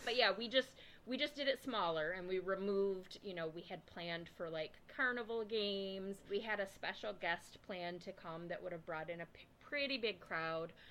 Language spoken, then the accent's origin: English; Lansing, Michigan, United States; accent: Michigan; I grew up in Lansing.